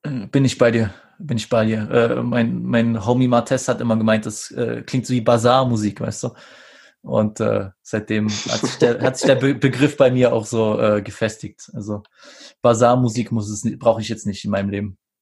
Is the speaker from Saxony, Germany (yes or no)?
yes; Saxony, Germany; ich als, äh, äh als Sachse